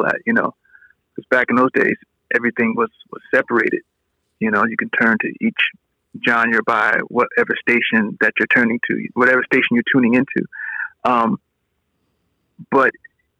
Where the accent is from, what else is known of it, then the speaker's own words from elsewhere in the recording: Roselle, New Jersey, United States; Originally, I was born and raised in Rosedale, New Jersey. It's a little borough